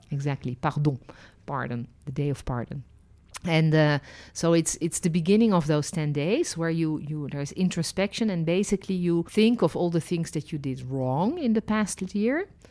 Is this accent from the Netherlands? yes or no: yes; Netherlands; also born or lived in France; now in Israel; I was born in Holland. then lived and worked as a licensed tour guide in France and ended my journey living and working in Israel.